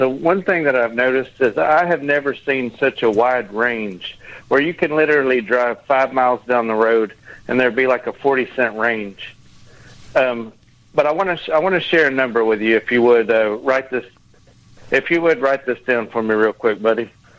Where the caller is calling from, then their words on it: Texas, United States; calling from Texas.